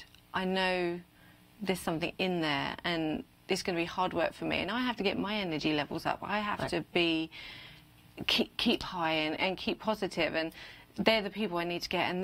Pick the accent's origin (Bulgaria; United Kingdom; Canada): United Kingdom; now in United States; being a Brit in America, I get away with that now. The accent, it makes me sound official